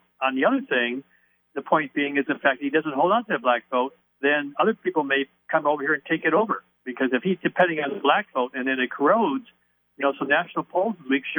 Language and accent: English; Detroit, Michigan, United States; I'm back in my hometown of Detroit, where I started what I'm doing back in 1972.